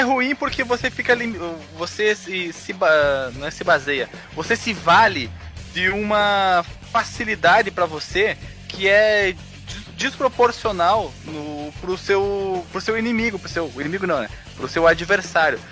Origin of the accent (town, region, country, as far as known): Rio Grande do Sul, Brazil